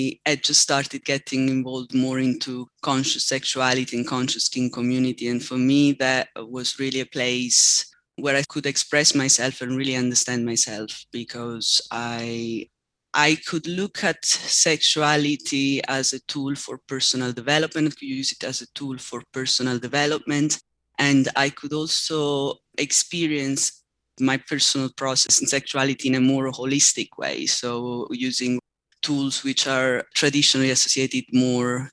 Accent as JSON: {"language": "English", "region": "Southern Italy", "country": "Italy", "said": "I come from Southern Italy"}